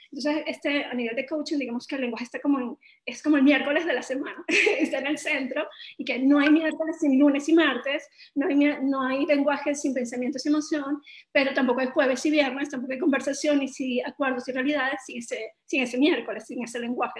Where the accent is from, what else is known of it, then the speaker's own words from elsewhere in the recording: Venezuela; venimos de Venezuela, un país que ha estado en crisis durante mucho tiempo